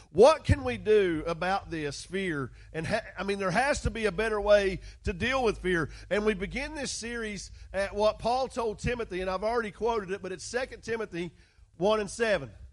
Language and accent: English; West Virginia, United States; West Virginia